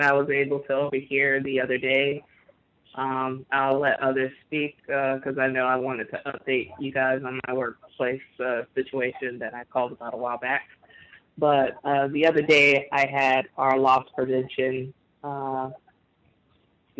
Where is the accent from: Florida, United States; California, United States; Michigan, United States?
Florida, United States; now in New Orleans, United States; I'm from Florida